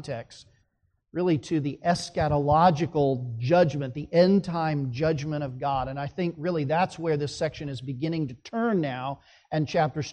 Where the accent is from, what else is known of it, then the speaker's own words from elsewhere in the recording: Phoenix, Arizona, United States; I grew up in Phoenix, Arizona